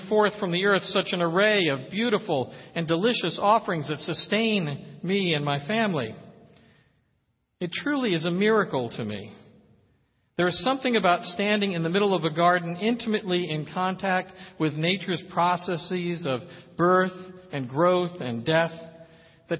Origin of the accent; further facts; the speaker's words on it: Poughkeepsie, New York, United States; As a boy growing up in Poughkeepsie, New York